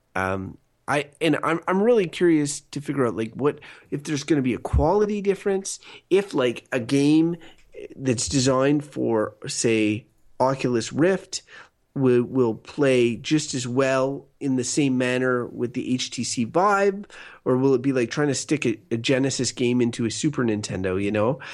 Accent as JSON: {"language": "English", "country": "Canada", "said": "we're Canadian"}